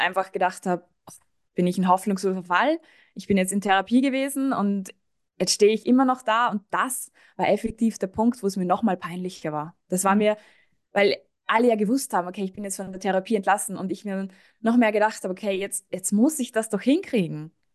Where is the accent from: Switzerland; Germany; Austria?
Austria; moved away; Ich komme eigentlich aus Österreich